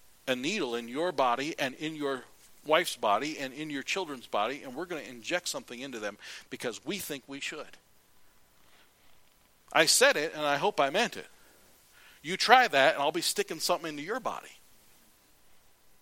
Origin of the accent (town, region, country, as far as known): United States